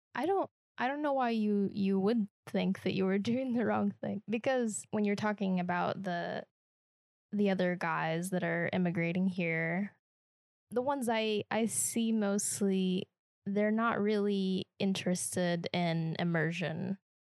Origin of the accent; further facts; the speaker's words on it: Kansas, United States; accent: Midwestern; moved away; I'm from Kansas, so we're not a Southern state